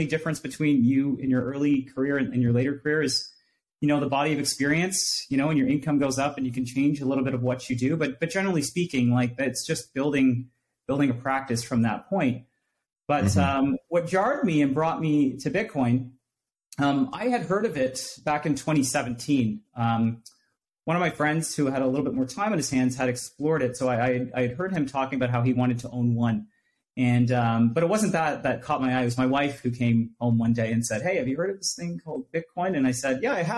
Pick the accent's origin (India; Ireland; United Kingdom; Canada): Canada; Durham Region, Ontario; I was born and raised in Durham region